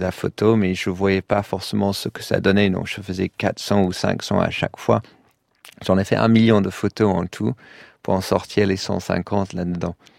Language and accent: French; London, United Kingdom; French is a second language; moved away as an adult; also born or lived in Paris, France; now in Brussels, Belgium; comme à Londres pendant les années 80. C'est là où j'ai grandi